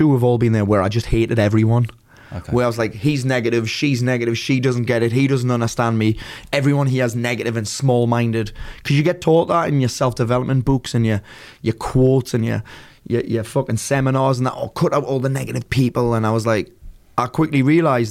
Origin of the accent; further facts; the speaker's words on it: South Shields, North East England, United Kingdom; moved away; I grew up in a small town called South Shields, which is in between Newcastle and Sunderland